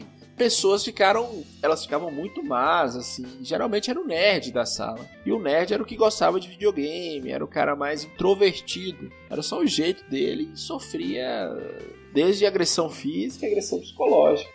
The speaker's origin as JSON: {"language": "Portuguese", "town": "Monte Azul", "country": "Brazil", "said": "eu sou de Monte Azul, que era o interior do interior do interior"}